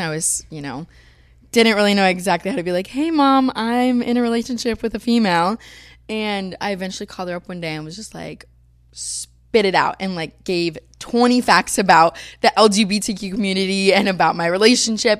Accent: Florida, United States; moved away as an adult; now in Los Angeles, United States; growing up in Florida, I've always been blonde

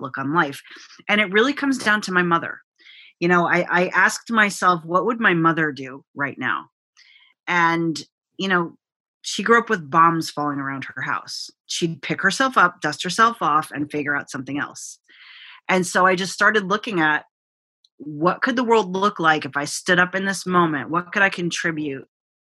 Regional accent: United States; my parents are immigrants. So I'm a first generation American

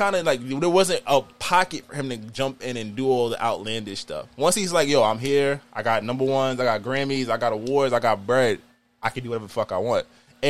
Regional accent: Queens, New York, United States; I'm from Queens, but 50, it's 50 to Uncle, bro.

